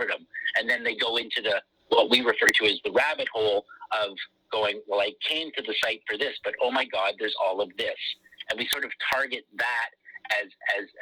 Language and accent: English; Canada; both being Canadian